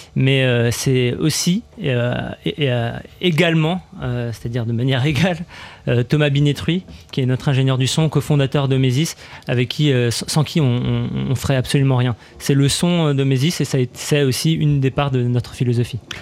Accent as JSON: {"language": "French", "town": "Strasbourg", "region": "Grand Est", "country": "France", "said": "nous, on est strasbourgeois"}